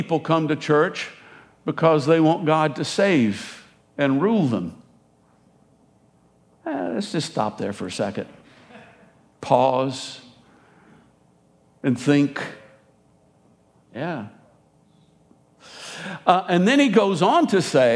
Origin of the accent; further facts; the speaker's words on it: United States; I am American